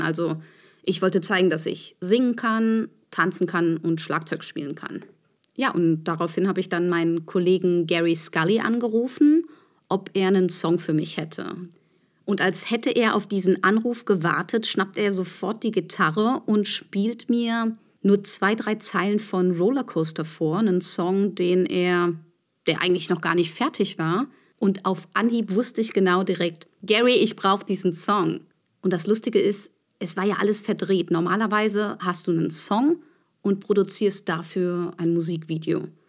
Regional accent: Neunkirchen, Saarland, Germany; now in Berlin, Germany; meine Kindheit und Jugendzeit habe ich in der Stadtkapelle Neunkirchen verbracht

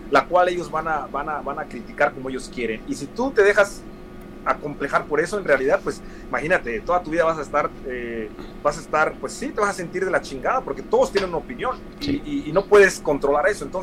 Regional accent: United States; De que soy una persona que creció en la calle y que sé cómo hablar como los afroamericanos, crecí en Estados Unidos

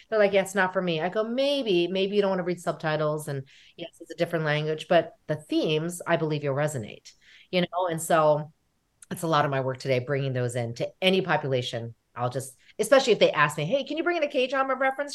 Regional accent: United States; we are American, right? We are American, which we are Korean American

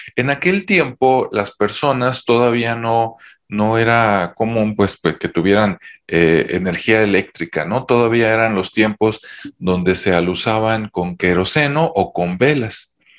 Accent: Mexico; En mi, en mi país, México

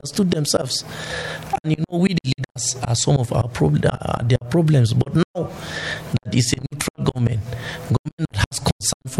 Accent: Namu, Plateau, Nigeria; I'm from Namu

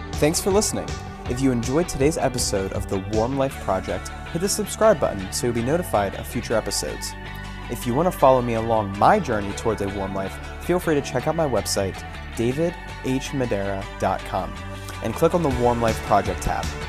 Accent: Newmanstown, Pennsylvania, United States; now in Hamburg, United States; I was actually born and raised in Newmanstown, Pennsylvania

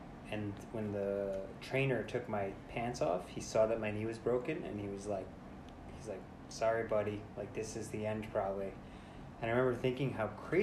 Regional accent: New York City, New York, United States; I was born in the Bronx, New York

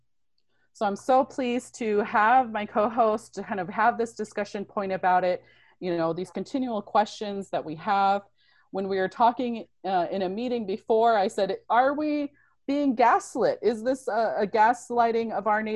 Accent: Toppenish, Washington, United States; I grew up on the Yakima Nation Reservation. I went to Toppenish Middle School

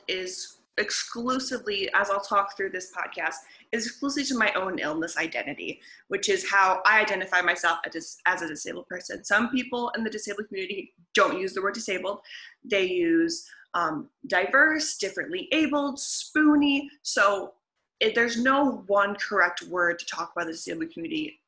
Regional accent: Michigan, United States; also born or lived in Leicester; I'm originally from the United States. I grew up in Michigan.

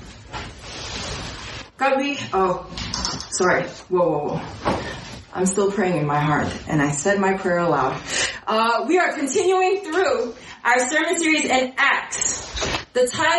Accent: New York City, New York, United States; as a New Yorker

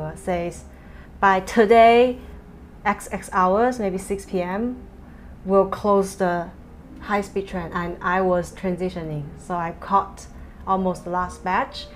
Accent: China; moved away as an adult; now in Hong Kong; I went back to my hometown to spend Chinese New Year with my family

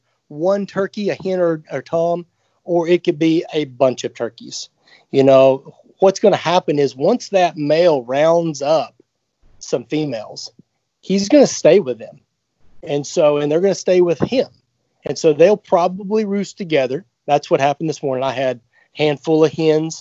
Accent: the South, Alabama, United States; growing up in the South, I lived in Alabama for a long time

